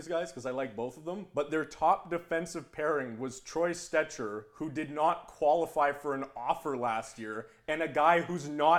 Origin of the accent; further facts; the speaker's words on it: Canada; as a Canadian hockey fan